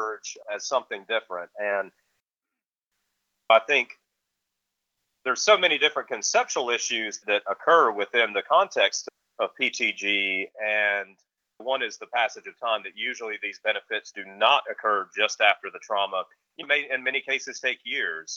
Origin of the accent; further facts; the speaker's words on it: the Carolinas, United States; growing up in the Carolinas